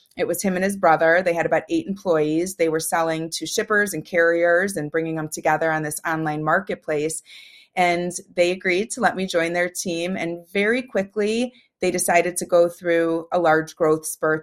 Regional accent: Chicago, Illinois, United States; I was raised in the suburbs of Chicago.

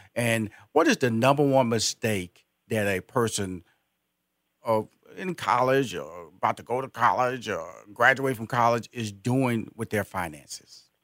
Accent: Houston, Texas, United States; Houston is my uh, where I was born and raised.

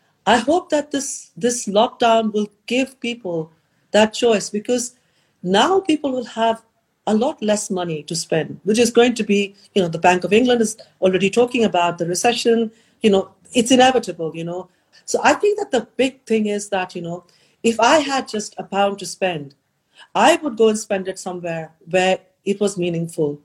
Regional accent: India; born or raised there

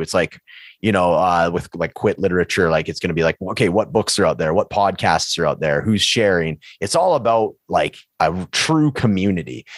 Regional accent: Prince George, British Columbia, Canada; moved away as an adult; now in Edmonton, Canada; my hometown of Prince George

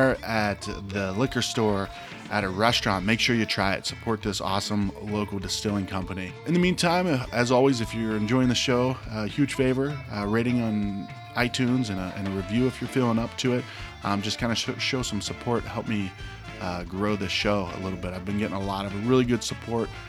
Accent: Ohio, United States; moved away as an adult; now in Phoenix, United States; I'm originally from Ohio

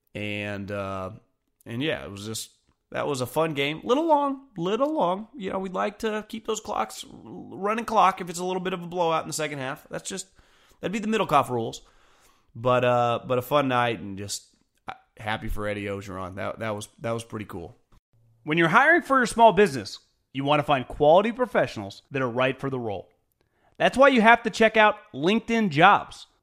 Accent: West Coast, United States; I'm from the West Coast

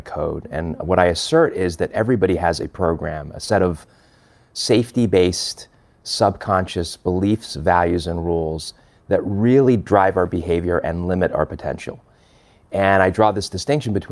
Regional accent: Los Angeles, California, United States; born or raised there; also born or lived in London, England

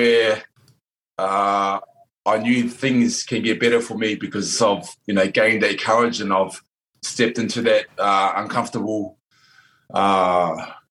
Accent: New Zealand; I come from New Zealand, which is part Māori, New Zealand Māori

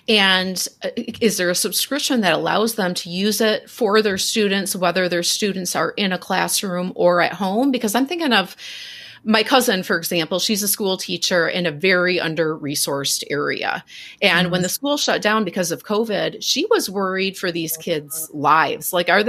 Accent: Minneapolis, Minnesota, United States; I'm from Minneapolis.

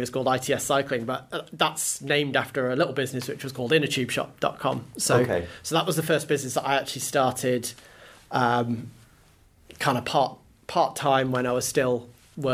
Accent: Isle of Man; I grew up in the Isle of Man

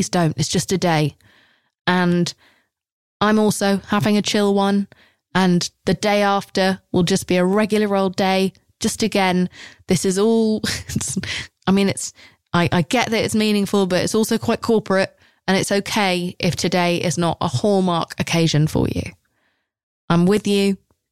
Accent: England, United Kingdom; I'm English

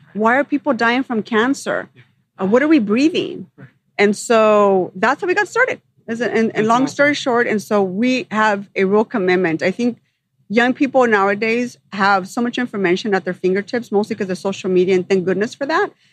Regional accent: Los Angeles, California, United States; also born or lived in Sun Valley, Los Angeles; I grew up in the San Fernando Valley

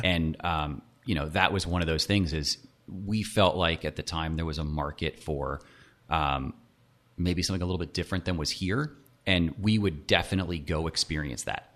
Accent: Nashville, Tennessee, United States; also born or lived in Miami; grew up in Nashville, uh, okay. went to school in Miami

